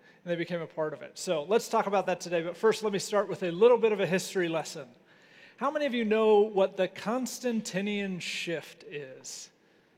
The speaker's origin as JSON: {"language": "English", "country": "United States", "said": "as American Christians"}